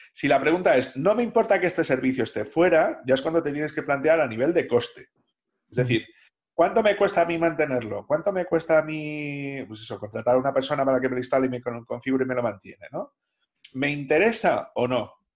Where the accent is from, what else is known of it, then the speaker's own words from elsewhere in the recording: Salamanca, Castile and León, Spain; moved away; also born or lived in Basque Country; yo soy de Salamanca, pero como he pasado mucho tiempo en País Vasco